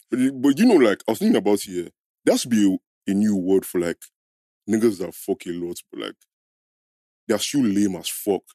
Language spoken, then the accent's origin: English; Nigeria; we grew up in Niger